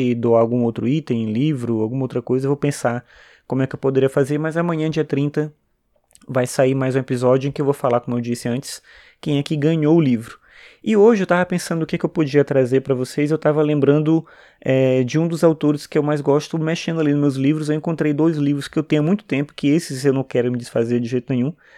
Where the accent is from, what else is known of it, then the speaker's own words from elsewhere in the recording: São Luís, Maranhão, Brazil; eu sou do Maranhão, de São Luís